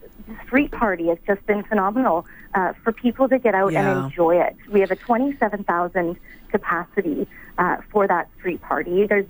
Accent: Vancouver, British Columbia, Canada; now in Winnipeg, Canada; I'm originally from Vancouver

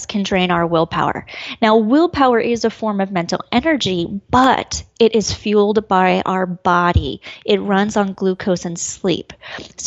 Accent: Colorado, United States; moved away as an adult; being back in Colorado. This is where I grew up

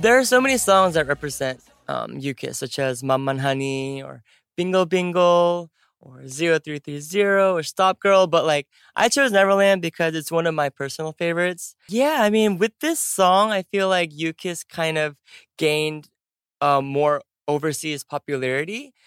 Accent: California, United States; first language English; moved away; California, which is my home state

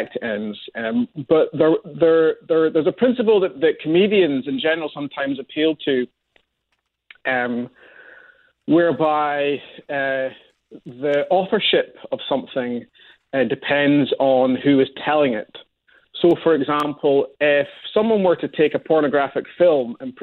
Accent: Scotland, United Kingdom; I'm Scottish

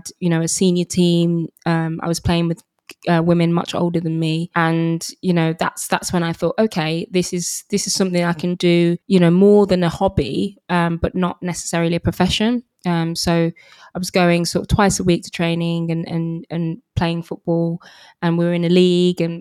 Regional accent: Birmingham, West Midlands, United Kingdom; also born or lived in Lagos, Nigeria / Los Angeles, United States; I was about 6 months old. And moved to Birmingham

